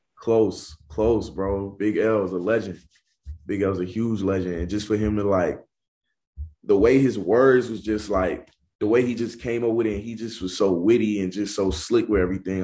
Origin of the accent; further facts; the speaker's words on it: Charlotte, North Carolina, United States; I grew up on the east side of Charlotte